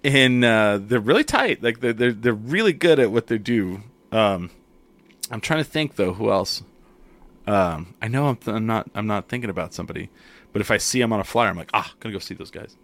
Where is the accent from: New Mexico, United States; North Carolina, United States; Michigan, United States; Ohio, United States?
New Mexico, United States; Clovis; also born or lived in Grady, New Mexico; I grew up in Clovis, but, like, w, we moved